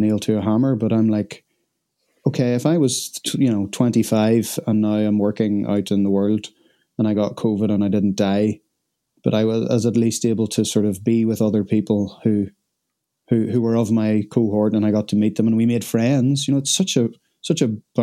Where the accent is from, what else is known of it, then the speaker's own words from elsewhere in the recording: Northern Ireland, United Kingdom; I'm Northern Irish